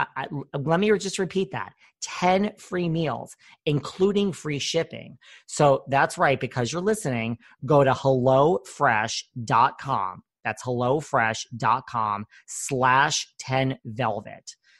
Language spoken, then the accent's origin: English; Connecticut, United States; I'm from Connecticut